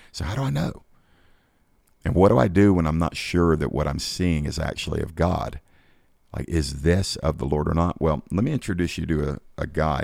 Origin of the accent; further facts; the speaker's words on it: Georgia, United States; here in my home state of Georgia